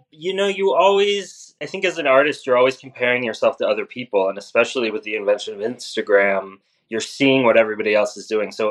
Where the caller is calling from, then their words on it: Brooklyn, New York, United States; my apartment in rainy New York in Brooklyn.